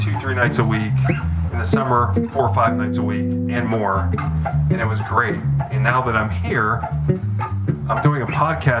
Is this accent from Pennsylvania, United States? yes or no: yes; Pittsburgh, Pennsylvania, United States; moved away as an adult; also born or lived in North Texas; No, so I'm from Pittsburgh. I'm going to school in North Texas.